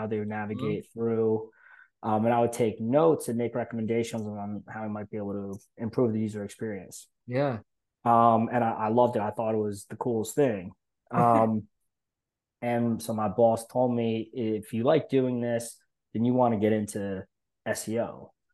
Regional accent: Philadelphia, Pennsylvania, United States; I was born and raised in Philadelphia.

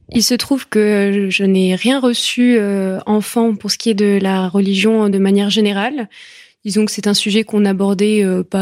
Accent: France; je suis française. C'est un pays catholique

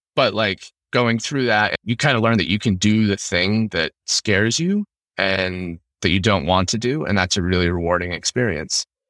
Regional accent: Utah, United States; moved away as an adult; also born or lived in Ukraine; growing up in Utah

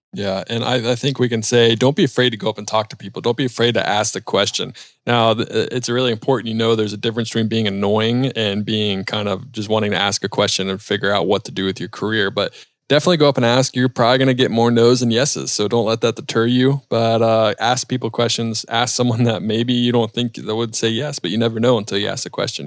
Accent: Charlotte, North Carolina, United States; I grew up in South Charlotte, flew out of Monroe Airport

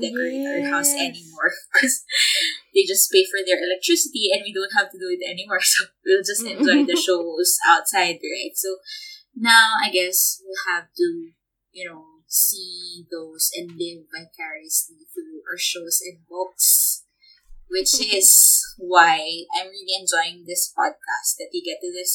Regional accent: Philippines; moved away; being Filipino

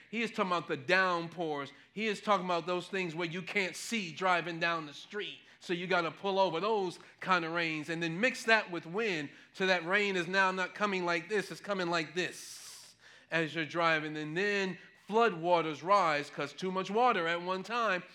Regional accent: New York City, New York, United States; growing up in Manhattan, no, growing up in New York City, in Manhattan

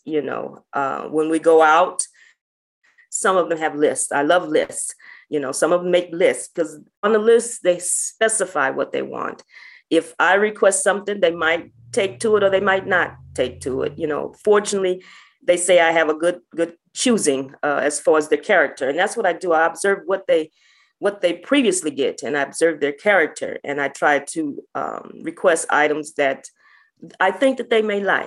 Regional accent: St. Louis, Missouri, United States; I'm originally from St. Louis. I grew up in North St. Louis

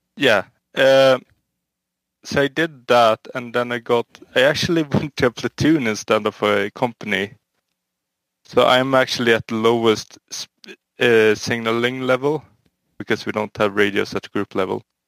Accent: Sweden; I'm from Sweden.

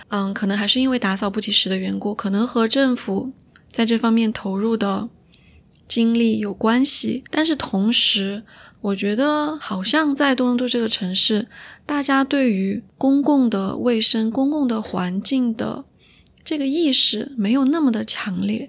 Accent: Chengdu, Sichuan, China; moved away as an adult; also born or lived in Montreal, Canada; now in Toronto, Canada; 我虽然不是出生在成都，但是我从小到大，一直到高中毕业都是在成都生活。所以当别人问到我的家乡是哪里的时候，我就会很自然地说是成都

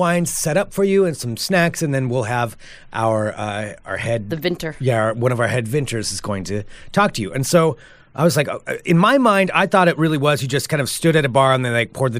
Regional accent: Oregon, United States; I grew up in Oregon

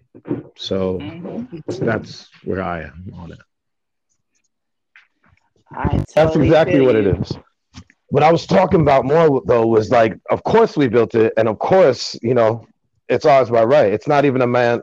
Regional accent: New York City, New York, United States; also born or lived in Jamaica (ancestry); I'm the first generation here to be born as an American, but I identify way more with my Jamaican roots

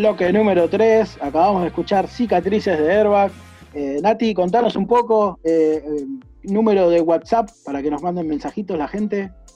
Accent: Argentina; Yo como argentino competitivo que soy

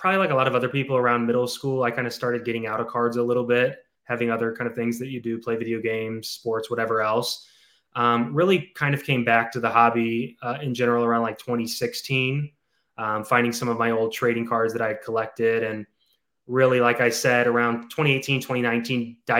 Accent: St. Louis, Missouri, United States; St. Louis.

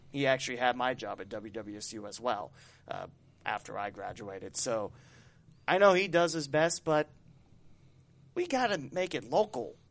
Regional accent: West Alexandria, Ohio, United States; my hometown of West Alexandria

